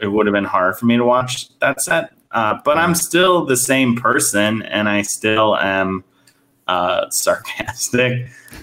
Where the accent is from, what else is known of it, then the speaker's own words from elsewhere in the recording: Elkhart, Indiana, United States; I recorded in my hometown, Elkhart, Indiana